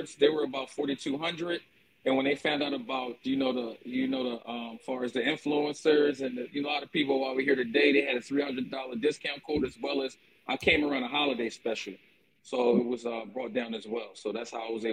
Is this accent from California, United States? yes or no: no; Philadelphia, Pennsylvania, United States; I'm from Philadelphia